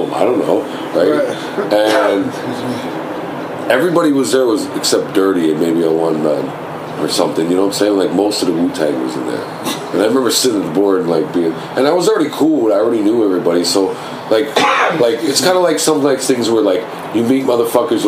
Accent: Toronto, Ontario, Canada; also born or lived in Atlanta; I'm from Scarborough

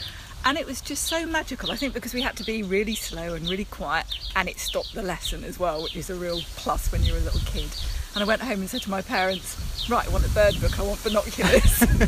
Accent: Ramsgate, South East England, United Kingdom; It's in Kent, so I grew up in Ramsgate

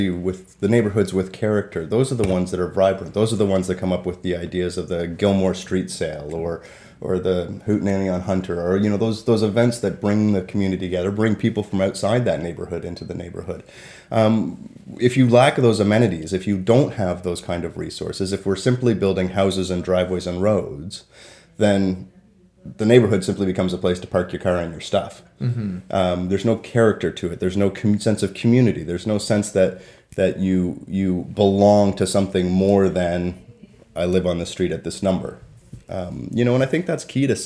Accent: Toronto, Ontario, Canada; now in Peterborough, Canada; I grew up in Toronto, and Toronto's a city of neighborhoods

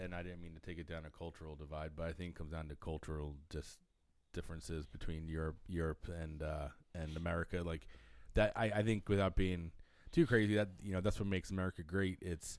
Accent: United States; as American sports fans

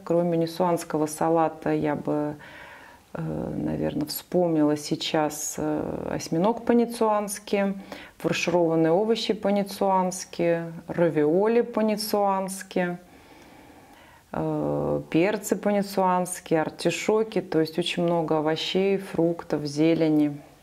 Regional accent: Saint Petersburg, Russia; moved away as an adult; now in Nice, France; и я сама из Петербурга

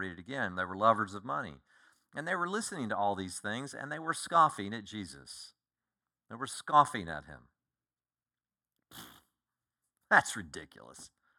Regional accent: Colorado, United States; born there; also born or lived in Oklahoma / Kansas / Texas; I was born in Colorado. We lived in two different places in Colorado. Moved all over Texas.

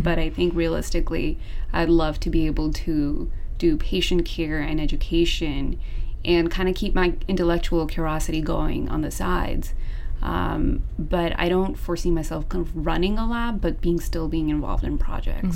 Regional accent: Seattle, Washington, United States; moved away as an adult; also born or lived in Southern California; I'm originally from Seattle

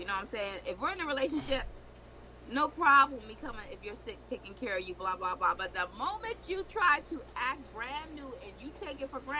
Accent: the South, United States; I'm from the South.

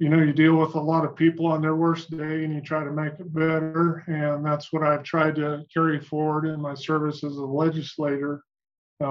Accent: Sanger, California, United States; settled in Sanger, California. That's where I was born.

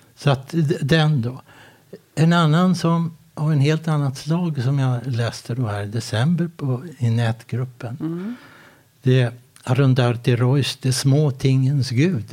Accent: Sweden; also born or lived in Båstad; now in Halmstad, Sweden; jag är från Sverige

